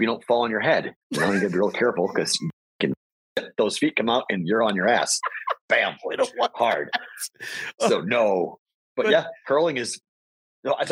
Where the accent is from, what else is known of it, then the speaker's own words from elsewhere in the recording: United States; I'm an American